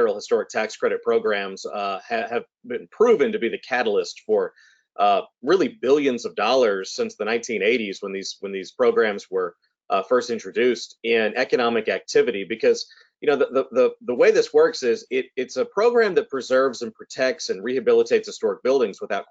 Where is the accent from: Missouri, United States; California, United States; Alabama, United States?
Alabama, United States; Mobile; moved away as an adult; also born or lived in New Orleans, Louisiana / Edinburgh, Scotland; growing up in Mobile, a city with so much architectural history and architectural culture